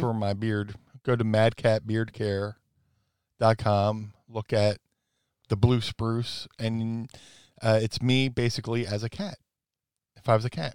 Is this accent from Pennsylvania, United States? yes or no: yes; Philadelphia, Pennsylvania, United States; we're both from the Philly area